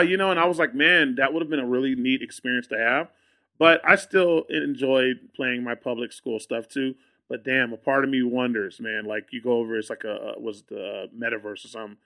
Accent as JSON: {"language": "English", "town": "Austin", "region": "Texas", "country": "United States", "said": "I'm from Austin. Like, I live in Austin."}